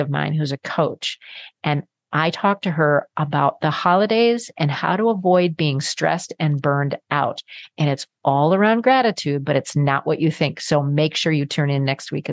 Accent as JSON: {"language": "English", "region": "Minnesota", "country": "United States", "said": "I come from Minnesota, land of Norwegians and Swedes"}